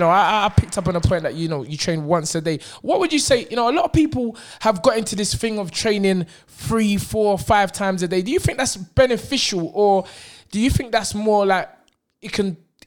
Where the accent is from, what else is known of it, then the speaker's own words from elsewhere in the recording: Nigeria; But I'm not 10 years because I'm African Nigerian, so you never know what age we are.